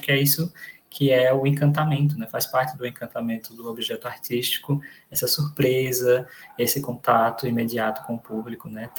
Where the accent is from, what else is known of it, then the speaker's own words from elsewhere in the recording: Garanhuns, Pernambuco, Brazil; moved away as an adult; also born or lived in Recife / Rio Grande do Sul; Eu sou de Pernambuco, eu nasci em Garanhuns, é uma cidadezinha do interior de Pernambuco